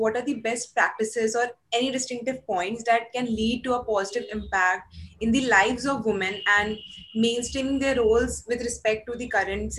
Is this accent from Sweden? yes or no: no; Jharkhand, India; the backward states like Jharkhand, from where I belong